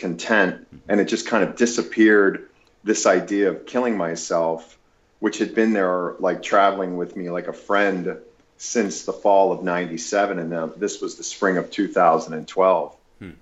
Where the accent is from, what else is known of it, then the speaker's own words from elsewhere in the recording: Lancaster County, Pennsylvania, United States; moved away; also born or lived in Los Angeles, California; as a child growing up in Lancaster County, Pennsylvania